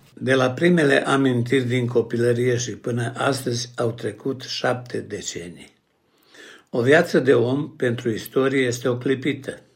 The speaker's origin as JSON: {"language": "Romanian", "town": "Seleuš", "region": "Vojvodina", "country": "Serbia", "tie": "born or raised there", "also_born_or_lived": "Vršac / Belgrade / Bucharest", "moved": "as an adult", "said": "M-am născut la Sâmeai, într-un sat care la vremea aceea era sat de oameni harnici"}